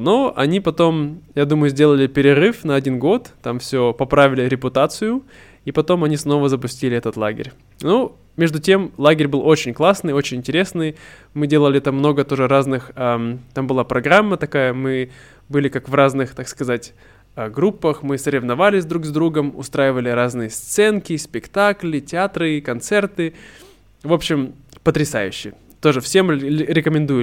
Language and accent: Russian; Irkutsk, Irkutsk Oblast, Russia; moved away; недалеко от э, Иркутска, от моего родного города